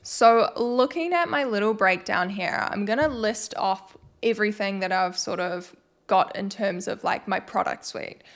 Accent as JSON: {"language": "English", "country": "New Zealand", "said": "I am from New Zealand."}